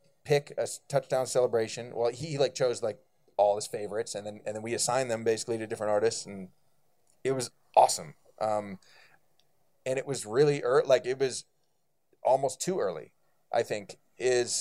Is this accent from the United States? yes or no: yes; Bay Area, California, United States; now in Brooklyn, United States; I'm from the Bay Area